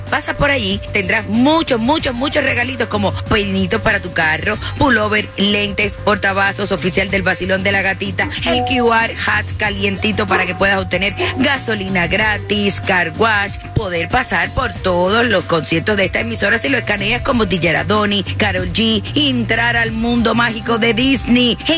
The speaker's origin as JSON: {"language": "Spanish", "country": "Dominican Republic", "said": "yo soy dominicana"}